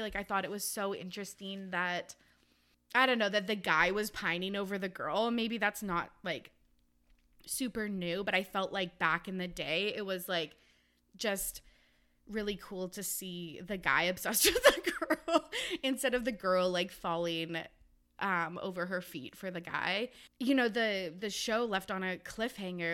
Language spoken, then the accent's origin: English; Canada; I'm from Canada